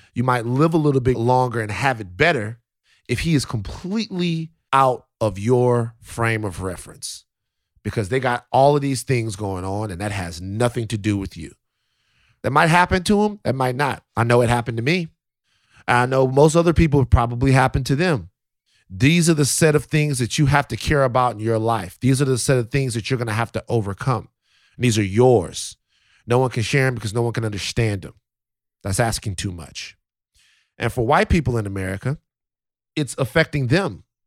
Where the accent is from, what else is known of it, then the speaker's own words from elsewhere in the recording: South Louisiana, United States; moved away; I'm from Louisiana, South Louisiana